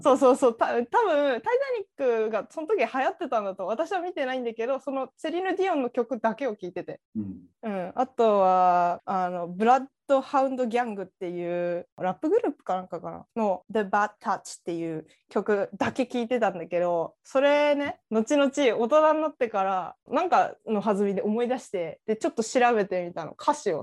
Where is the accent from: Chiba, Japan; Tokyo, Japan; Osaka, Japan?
Chiba, Japan; 私千葉っ子だったから